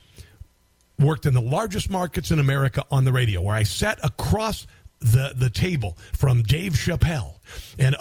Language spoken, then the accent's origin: English; Neola, Iowa, United States; Neola, my hometown